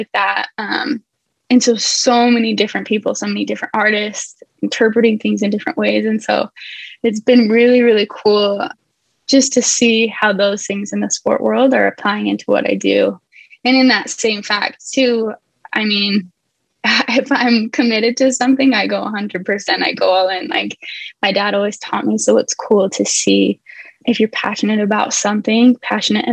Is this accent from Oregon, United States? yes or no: no; Midway, Utah, United States; now in Southern California, United States; I'm in Southern California. I was born and raised in Midway, Utah.